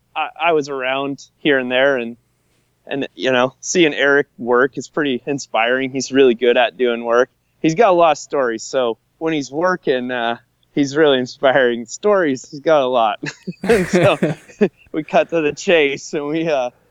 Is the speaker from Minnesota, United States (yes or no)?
yes; Minnesota, United States; I'm from Minnesota